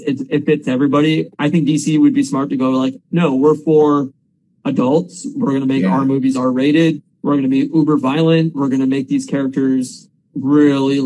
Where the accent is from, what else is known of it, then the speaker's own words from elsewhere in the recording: Windsor, Ontario, Canada; moved away; we're from Windsor originally